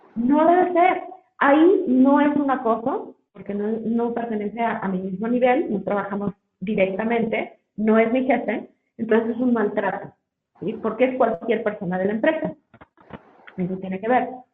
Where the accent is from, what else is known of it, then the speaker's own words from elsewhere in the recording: Mexico; como mexicanos